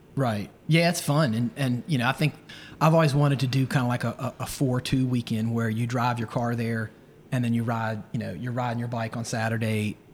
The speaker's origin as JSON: {"language": "English", "town": "Roanoke", "region": "Virginia", "country": "United States", "tie": "born or raised there", "also_born_or_lived": "Chapel Hill, North Carolina", "moved": "yes", "said": "I grew up in Roanoke, so I know some of the roads"}